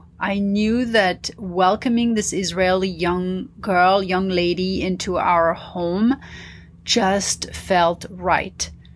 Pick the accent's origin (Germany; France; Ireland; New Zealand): France; Paris, Île-de-France; also born or lived in New York / Dubai / London / India; growing up in Paris, you know, living in Dubai, of course, living in London was kind of, you know, half and half. But living in India as well